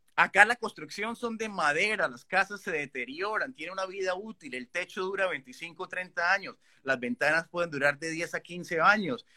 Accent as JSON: {"language": "Spanish", "country": "Colombia", "moved": "as an adult", "lives_now": "Canada", "said": "que somos de Colombia"}